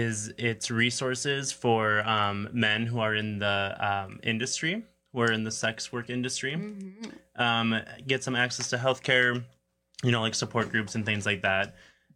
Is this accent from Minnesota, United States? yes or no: yes; Minnesota, United States; moved away as an adult; now in California, United States; So yeah, I'm from Minnesota.